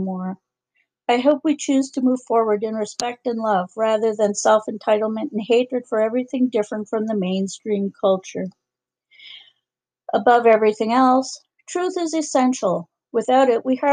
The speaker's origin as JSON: {"language": "English", "country": "Canada", "said": "as a Canadian"}